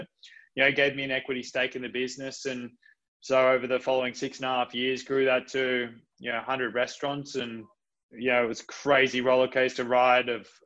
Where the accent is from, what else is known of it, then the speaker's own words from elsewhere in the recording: Coffs Harbour, New South Wales, Australia; I'm a country kid. I was brought up in just outside of Coffs Harbour